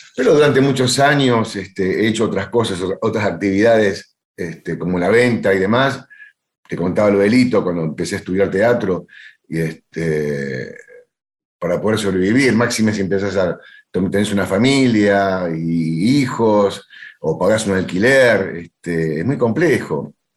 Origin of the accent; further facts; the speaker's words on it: Buenos Aires, Argentina; yo me crié en Villaluro y iba a bailar a Remo Mejía